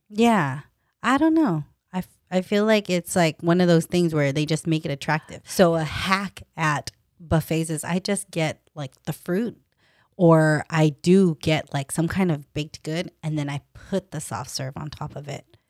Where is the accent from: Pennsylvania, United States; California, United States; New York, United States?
California, United States; Stockton; also born or lived in Davis; I was a girl from Stockton, born and raised